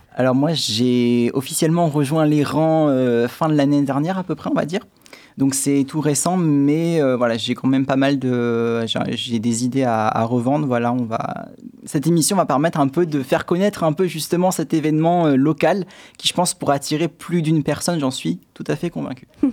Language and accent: French; Châtellerault, Nouvelle-Aquitaine, France; also born or lived in Paris / Saumur / Poitiers; je suis originaire de Châtellerault